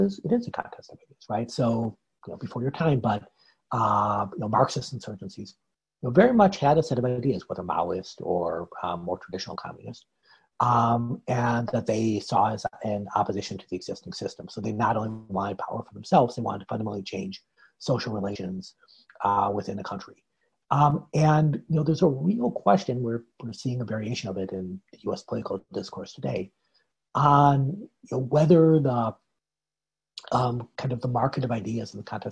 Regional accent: United States; As an American

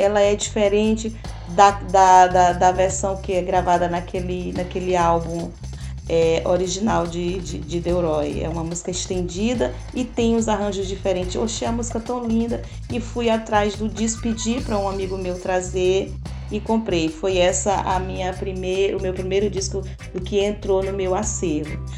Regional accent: São Luís, Maranhão, Brazil; A cidade onde eu nasci nunca teve um, um, festas de reggae, clube de reggae, mas eu vim para cá muito cedo

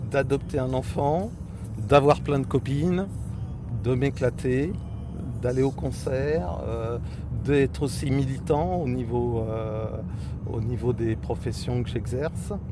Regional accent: Paris, Île-de-France, France; born there; now in Corrèze, France; voilà, euh, je suis né à Paris et je me suis installé comme agriculteur en Corrèze

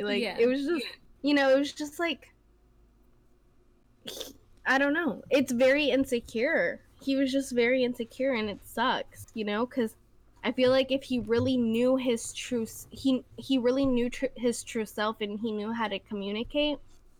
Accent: Mexico; born there; No, honey, I'm from Mexico too. {S1} Yeah. {S0} I was born in Mexico too. My parents are from the same place as you. I speak the same language as you.

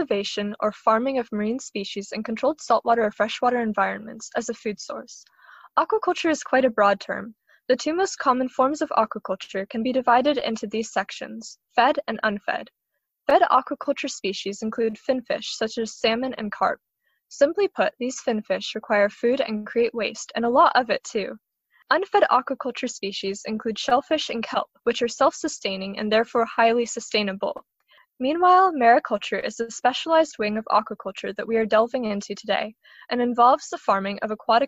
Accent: St. Petersburg, Florida, United States; I'm from St. Petersburg, Florida

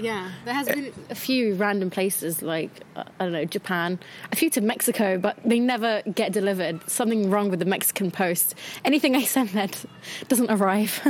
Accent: London, United Kingdom; born and raised in London

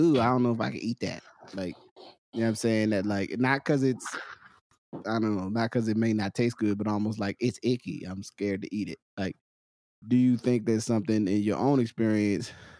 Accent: Willingboro, New Jersey, United States; growing up in Willimboro

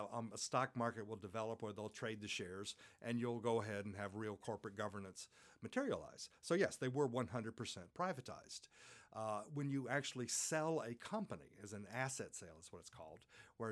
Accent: United States; in my home country, the United States

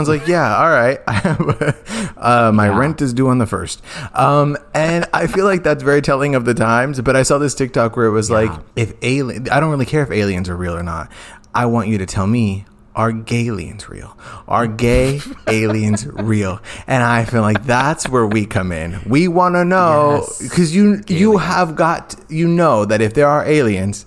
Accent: Phoenix, Arizona, United States; Growing up in South Central Phoenix

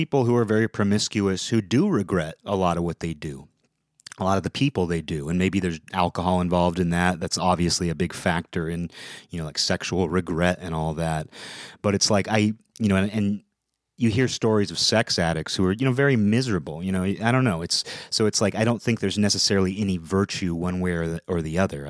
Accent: Seattle, Washington, United States; I'm from the Seattle area

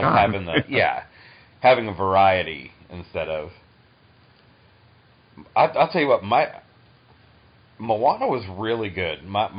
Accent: coastal New England, United States; moved away; I grew up coastal in New England

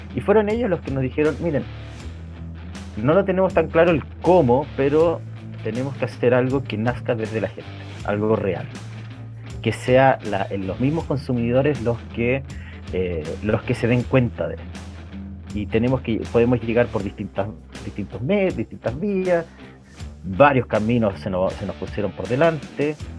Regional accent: Coyhaique, Aysén, Chile; moved away as an adult; now in Santiago, Chile; yo crecí en Coyhaique, en el sur de Chile

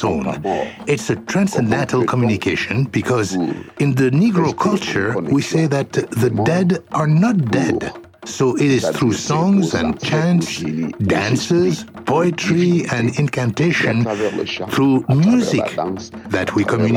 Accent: Bitié, South, Cameroon; first language Bulu; English is a second language; moved away; Bulu, my native language

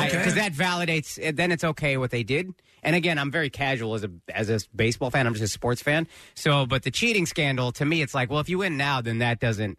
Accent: Dallas, Texas, United States; moved away; also born or lived in Philadelphia; I grew up. I grew up in Texas. Yeah. I grew up in Dallas

